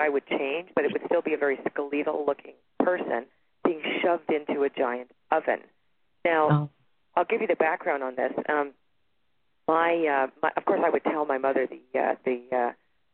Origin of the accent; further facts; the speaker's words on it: Toronto, Ontario, Canada; now in Sedona, United States; I'm originally from Toronto, Canada, and I live in Sedona, Arizona right now